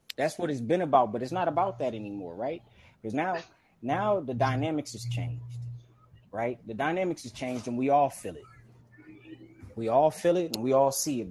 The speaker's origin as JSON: {"language": "English", "town": "Compton", "region": "California", "country": "United States", "tie": "born or raised there", "said": "when I was growing up in Compton"}